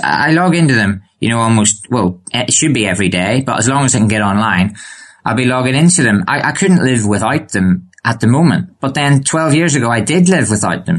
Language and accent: English; Bangor, Northern Ireland, United Kingdom; I'm from Northern Ireland